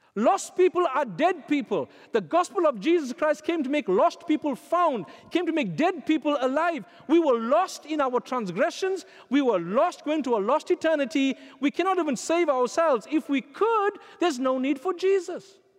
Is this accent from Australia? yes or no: no; South Africa; when I was growing up in South Africa